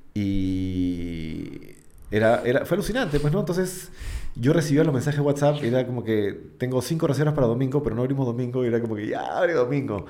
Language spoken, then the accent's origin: Spanish; Peru; also born or lived in Argentina; estar en mi país